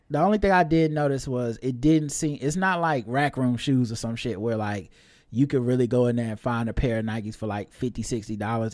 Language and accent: English; the South, United States; I'm from the South